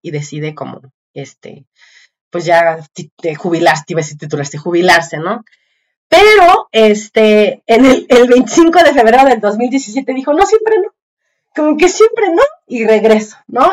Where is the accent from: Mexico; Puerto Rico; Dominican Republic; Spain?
Mexico; los que vivimos en México o que crecimos en México en los ochentas